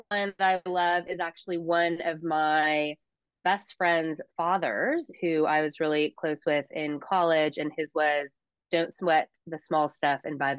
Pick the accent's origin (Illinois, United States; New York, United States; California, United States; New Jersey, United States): California, United States; Huntington Beach; also born or lived in San Francisco; In Huntington Beach, California.